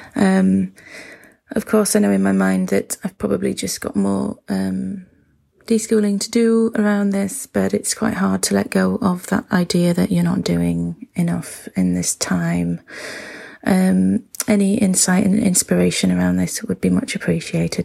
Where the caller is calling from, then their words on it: Wakefield, Yorkshire and the Humber, United Kingdom; I'm calling from Wakefield, um, in the U K.